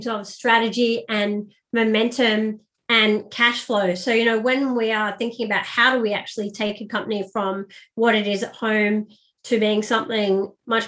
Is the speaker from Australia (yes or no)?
yes; Sydney, New South Wales, Australia; moved away as an adult; also born or lived in Paris / London / Cairo / Abu Dhabi; I'm originally from Sydney, Australia